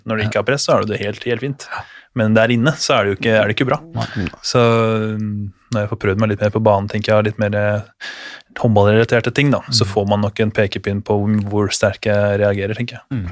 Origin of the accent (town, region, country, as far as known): Innlandet, Norway; moved away as an adult; also born or lived in Denmark; now in Germany